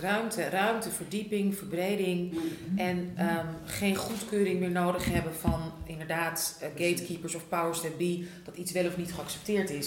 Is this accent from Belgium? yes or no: no; Netherlands; ik ben ook opgegroeid in Nederland